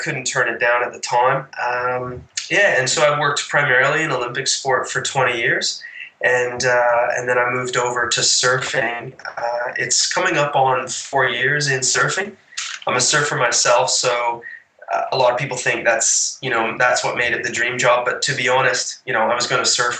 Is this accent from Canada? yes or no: yes; Canada; now in Cabarita Beach, Australia; being a Canadian